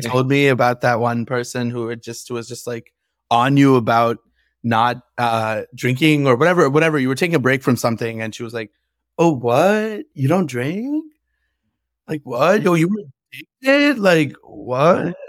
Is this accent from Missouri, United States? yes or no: no; California, United States; we're from California